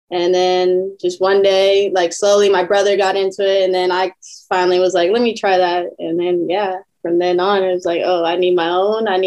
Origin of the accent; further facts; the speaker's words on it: Riverside, California, United States; I was born in Riverside